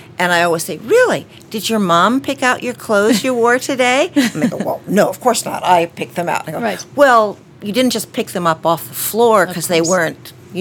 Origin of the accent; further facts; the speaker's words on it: Washington, District of Columbia, United States; also born or lived in Boston; I was born in Boston and grew up mostly in Washington, D.C.